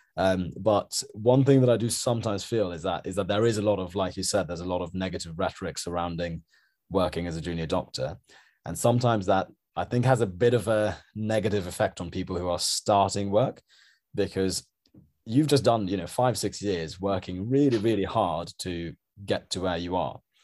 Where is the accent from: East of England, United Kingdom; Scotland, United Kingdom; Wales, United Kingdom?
East of England, United Kingdom; Norwich; moved away as an adult; also born or lived in Sri Lanka; now in London, United Kingdom; I grew up in Norwich, so I had a relatively kind of small town